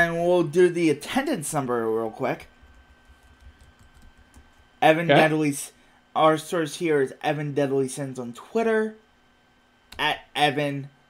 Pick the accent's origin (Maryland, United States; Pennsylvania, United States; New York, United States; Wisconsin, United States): Pennsylvania, United States; Philadelphia; also born or lived in Bryn Mawr; I am from Philadelphia, so I live in Philadelphia. I live in a suburb called Bryn Mawr